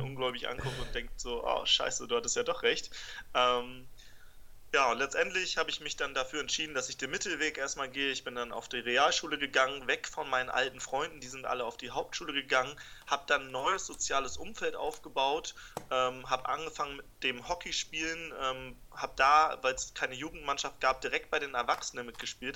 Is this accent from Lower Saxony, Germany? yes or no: yes; Buchholz in der Nordheide, Lower Saxony, Germany; ich bin in Buchholz geboren, das ist in der Nähe von Hamburg